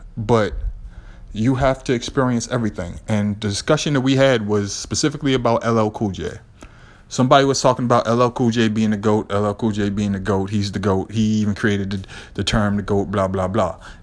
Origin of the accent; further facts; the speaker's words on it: Boston, Massachusetts, United States; I'm from Lower Roxbury